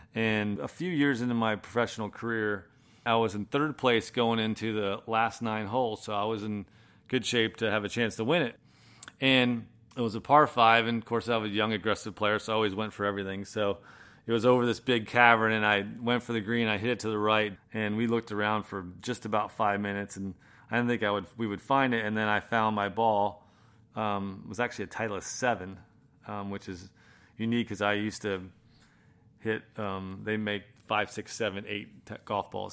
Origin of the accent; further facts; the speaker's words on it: Manchester-by-the-Sea, Massachusetts, United States; moved away; also born or lived in Florida; I grew up in Boston, northeast, uh, of Boston, a little town called Manchester by the Sea